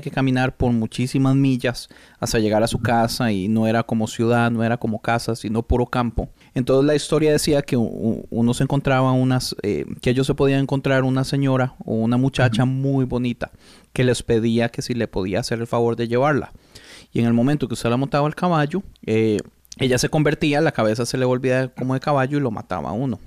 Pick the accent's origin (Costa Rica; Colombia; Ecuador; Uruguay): Costa Rica; yo soy de Costa Rica